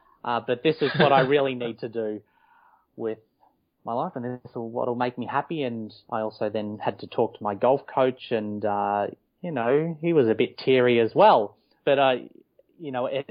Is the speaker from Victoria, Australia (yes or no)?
yes; Melbourne, Victoria, Australia; also born or lived in Los Angeles, United States / Wellington, New Zealand; now in Melbourne, Australia; I grew up in Melbourne, Victoria. I was born in Mitcham, to be specific